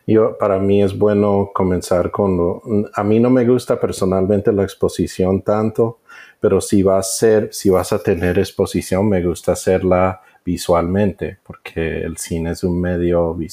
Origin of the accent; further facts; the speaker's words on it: United States; Spanish is a second language; Me perdonas porque soy gringo y a veces se me atrancan las palabras.